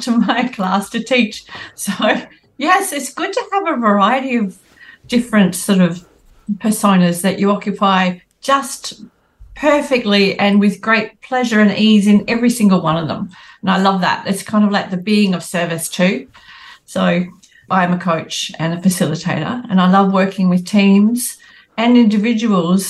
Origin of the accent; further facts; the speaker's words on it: Northern Wheatbelt, Western Australia, Australia; I grew up in the Northern Wheatbelt in Western Australia